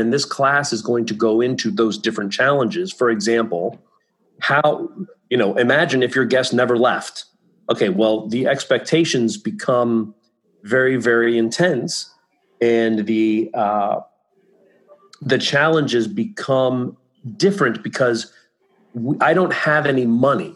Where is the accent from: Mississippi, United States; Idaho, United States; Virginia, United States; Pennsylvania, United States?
Virginia, United States; Virginia Beach; moved away as an adult; also born or lived in Ithaca, New York / Beverly Hills, California; now in Florida, United States; in Virginia Beach, my hometown